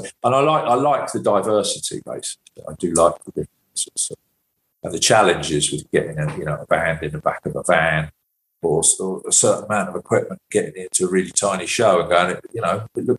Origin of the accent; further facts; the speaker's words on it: England, United Kingdom; as an English tour manager